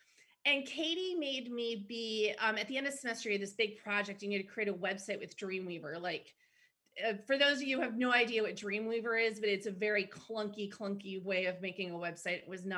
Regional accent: Green Bay, Wisconsin, United States; I am originally from Green Bay, Wisconsin. A lot of my family is still there.

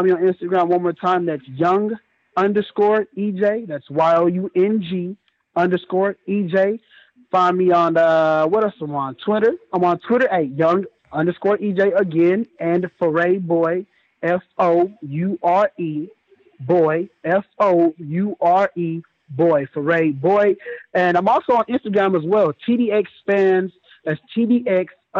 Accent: Dallas, Texas, United States; I'm from the Triple D, man. Oak Cliff America

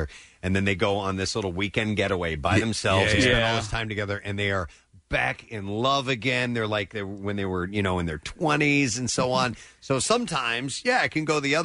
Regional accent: Missouri, United States; moved away; I'm originally from Missouri

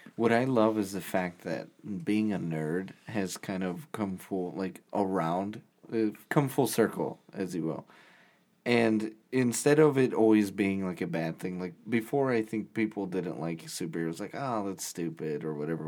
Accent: Indiana, United States; we're, we're from Indiana

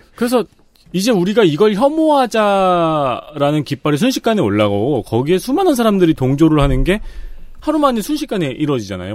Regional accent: Seongnam, Gyeonggi Province, South Korea; 전 특히 이제 성남에서 자랐잖아요

